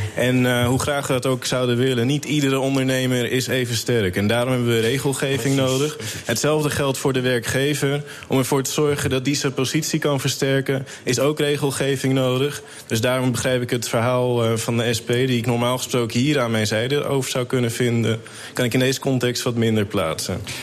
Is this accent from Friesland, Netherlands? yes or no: no; Amsterdam, North Holland, Netherlands; now in Almere, Netherlands; Ik ben een geboren Amsterdammer